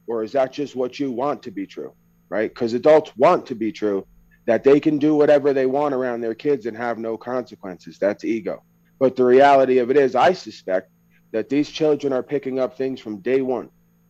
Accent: Long Island, New York, United States; when I talk, people will be aware that I am from New York or somewhere on the East Coast, but that's an experience, right? Being born on Long Island in New York is an experience

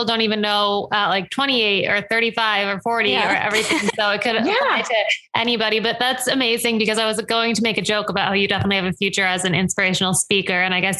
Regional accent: New Paltz, New York, United States; I'm from New Paltz.

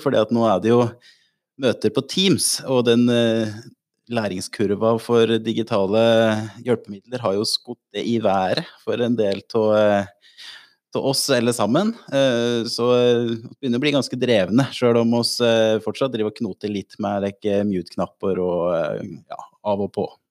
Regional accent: Otta, Innlandet, Norway; now in Lillehammer, Norway; jeg er fra Otta og bor på Lillehammer

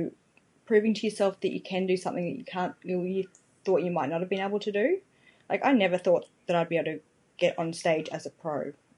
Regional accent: Ipswich, Queensland, Australia; I'm from Ipswich in Queensland, Australia.

